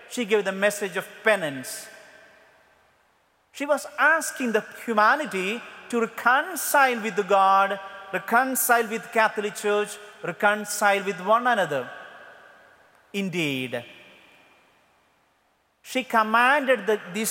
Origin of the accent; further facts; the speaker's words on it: India; English is a second language; I am from India.